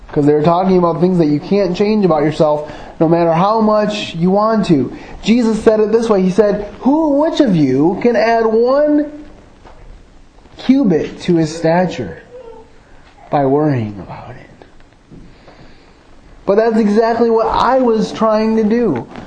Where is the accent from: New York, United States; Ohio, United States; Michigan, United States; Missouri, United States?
Michigan, United States; Grand Rapids; also born or lived in Jackson, Michigan; for the greater part of my childhood, I was raised in um, suburban Grand Rapids, and but I was born in Jackson, Michigan